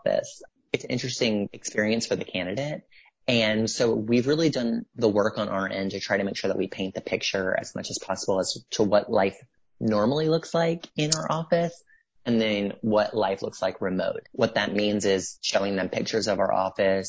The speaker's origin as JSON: {"language": "English", "region": "Mississippi", "country": "United States", "said": "I'm from Mississippi"}